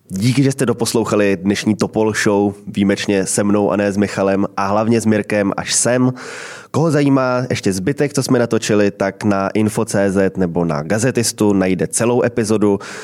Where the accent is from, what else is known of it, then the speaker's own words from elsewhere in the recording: Czechia; jsme my Češi